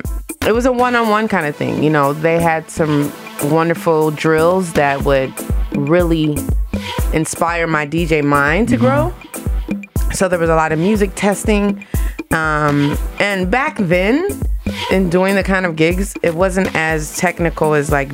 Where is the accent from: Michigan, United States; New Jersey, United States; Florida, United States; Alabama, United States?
Michigan, United States; Detroit; moved away as an adult; now in New York, United States; growing up in Detroit